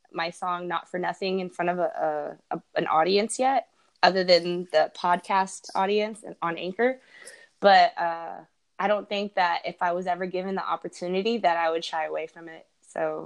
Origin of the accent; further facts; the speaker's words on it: Santa Cruz, California, United States; moved away as an adult; now in Florida, United States; my hometown, my birth town, Santa Cruz, California.